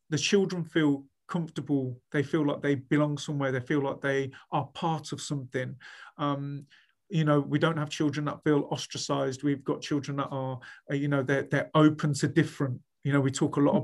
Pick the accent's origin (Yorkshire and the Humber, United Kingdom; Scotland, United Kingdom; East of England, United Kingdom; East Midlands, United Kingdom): East Midlands, United Kingdom; Leicester; moved away as an adult; also born or lived in Sheffield / Leeds; I was free from home. I was free from Leicester